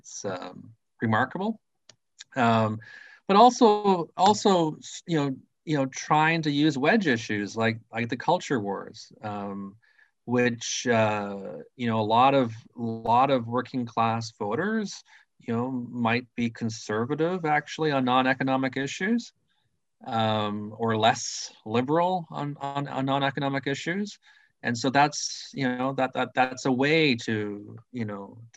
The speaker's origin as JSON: {"language": "English", "town": "Thunder Bay", "region": "Ontario", "country": "Canada", "moved": "yes", "said": "I'm originally from Thunder Bay, Ontario, you know, a union town, Northern Ontario"}